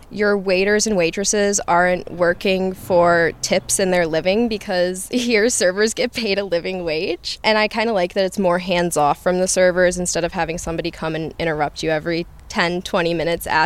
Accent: Michigan, United States; now in Freiburg, Germany; I'm from Michigan

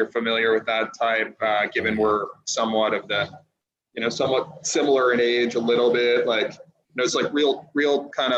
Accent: Glen Cove, New York, United States; also born or lived in Sea Cliff, New York; So I was born on Long Island. I was born in a small community outside of Oyster Bay called Glen Cove

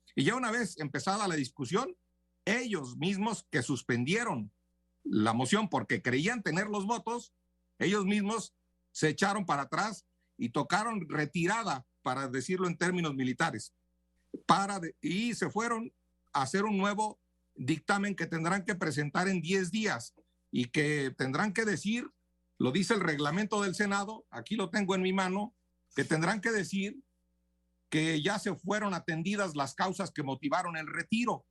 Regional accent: Tamaulipas, Mexico; mi tierra, a Tamaulipas

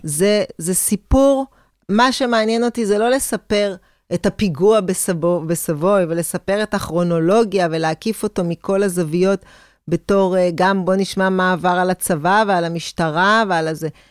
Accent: Israel; אני כישראלית

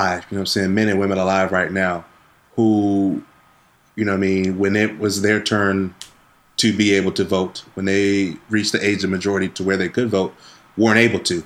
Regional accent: Wisconsin, United States; my home state of Wisconsin

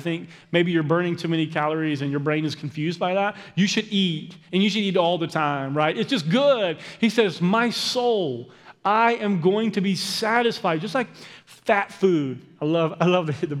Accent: Aiken, South Carolina, United States; moved away; where I lived growing up in Aiken, South Carolina.

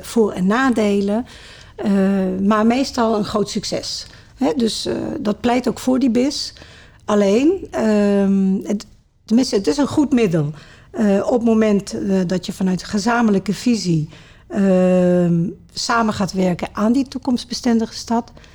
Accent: Sittard, Limburg, Netherlands; also born or lived in Maastricht; now in Culemborg, Netherlands; ik ben geboren in Limburg, in Sittard. Ja. Er zijn twee steden waar ik in opgegroeid ben, Sittard en Maastricht.

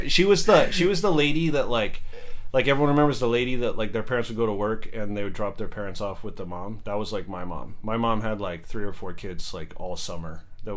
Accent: Chico, California, United States; born there; my dad had a job in, I think it was like Paradise, California or Chico around there. And I was born in Chico Hospital.

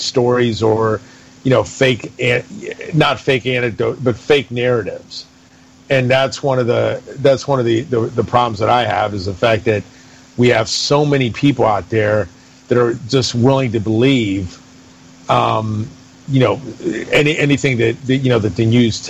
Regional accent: United States; I'm an American

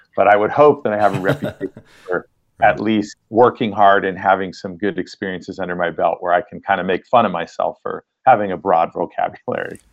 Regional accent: Monterey Bay area, central coast of California, United States; I grew up in the Monterey Bay area, which is in the central coast of California

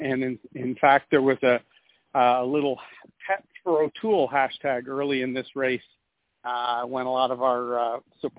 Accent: Oshawa, Ontario, Canada; also born or lived in Montreal, Quebec; I grew up in the Oshawa, Bowmanville area after that.

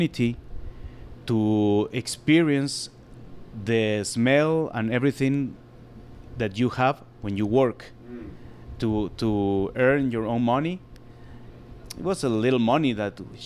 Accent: Guatemala City, Guatemala Department, Guatemala; English is a second language; I born in the city and lived there all my life here

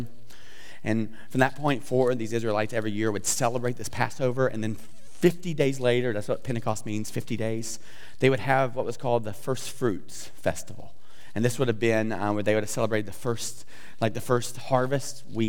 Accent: the South, United States; I'm from the South, so a little redneck, talk funny.

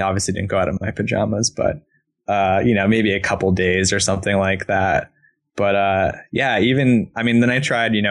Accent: East Coast, United States; moved away as an adult; now in Portland, United States; I'm from the East Coast originally.

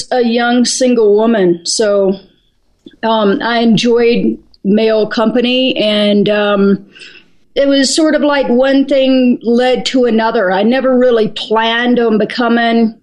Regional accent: Greenville, South Carolina, United States; I grew up in Greenville, South Carolina

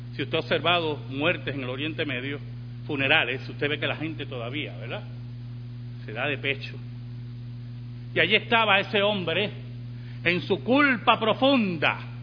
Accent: Puerto Rico

